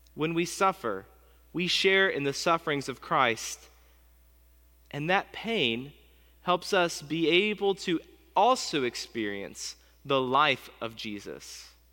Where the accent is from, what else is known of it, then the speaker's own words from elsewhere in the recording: United States; As an American pastor